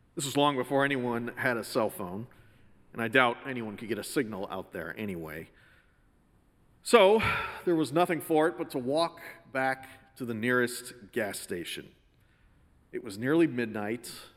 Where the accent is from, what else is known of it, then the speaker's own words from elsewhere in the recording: Connecticut, United States; Growing up in Connecticut, we'd all heard the stories